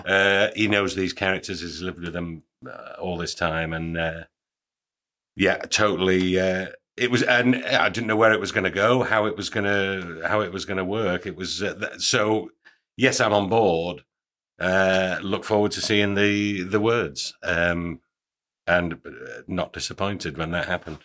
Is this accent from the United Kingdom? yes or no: yes; York, Yorkshire and the Humber, United Kingdom; I'm, I'm from York